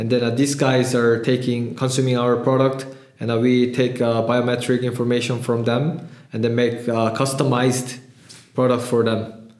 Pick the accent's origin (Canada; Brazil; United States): Canada; also born or lived in Seoul, South Korea; I raised, I born in Seoul, but I raised in Canada